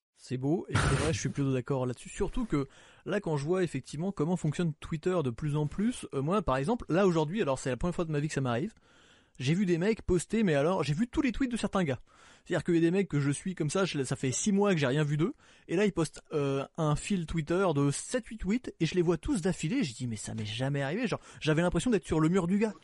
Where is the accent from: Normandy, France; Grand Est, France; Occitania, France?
Normandy, France; je suis normand